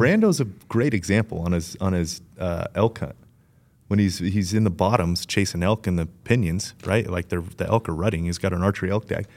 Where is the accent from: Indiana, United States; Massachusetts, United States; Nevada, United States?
Nevada, United States; Las Vegas; I grew up in Vegas, but I had a huge side yard